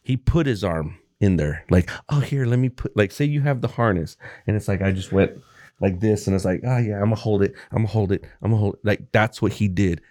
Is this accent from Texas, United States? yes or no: yes; Texas, United States; moved away; I was born in fucking Texas